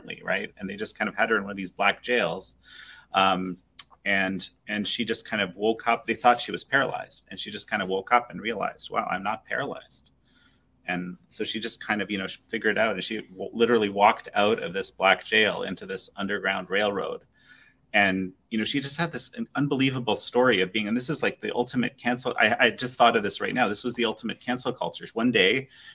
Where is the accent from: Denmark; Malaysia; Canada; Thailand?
Canada; I'm Canadian